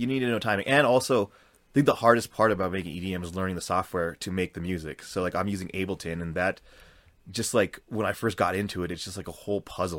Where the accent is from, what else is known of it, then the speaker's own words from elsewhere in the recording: Colorado, United States; I grew up in Colorado